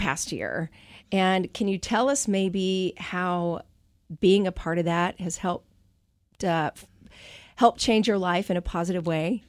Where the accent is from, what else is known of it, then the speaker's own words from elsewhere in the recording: Arkansas, United States; moved away as an adult; also born or lived in Nashville, Tennessee; now in Seattle, United States; I'm originally from Arkansas